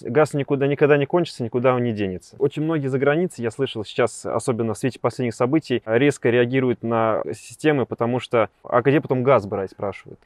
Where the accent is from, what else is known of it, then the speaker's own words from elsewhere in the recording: Siberia, Russia; я сам сибиряк